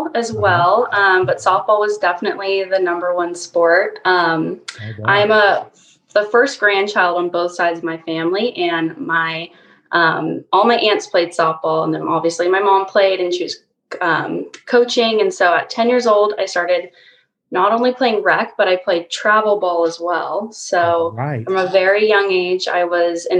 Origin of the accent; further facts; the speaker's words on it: Salinas, California, United States; also born or lived in San Luis Obispo, California; I'm from Salinas, California, just about 2 hours north of SLO. Right. So, yep, I grew up there and lived there my whole life until I moved to SLO